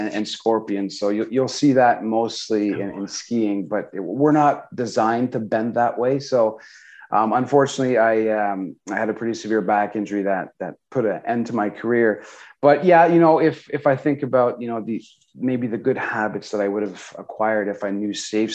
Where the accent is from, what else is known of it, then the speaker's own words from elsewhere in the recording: South Shore of Montreal, Quebec, Canada; So I was born and raised on the South Shore of Montreal, so in Eastern Townships in Canada.